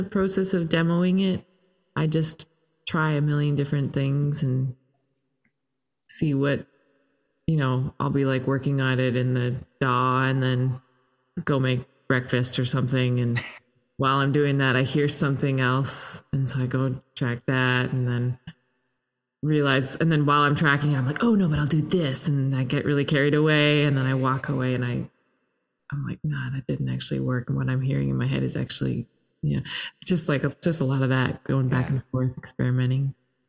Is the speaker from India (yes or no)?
no; Toronto, Ontario, Canada; and I'm Canadian and grew up in Toronto, but.